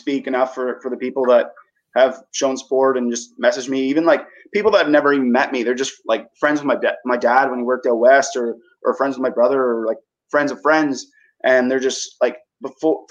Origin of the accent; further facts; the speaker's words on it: Woodstock, Canada; moved away; I'm originally from Woodstock